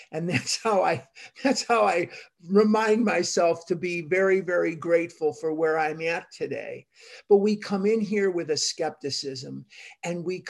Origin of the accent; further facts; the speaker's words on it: Chicago, Illinois, United States; I grew up in Chicago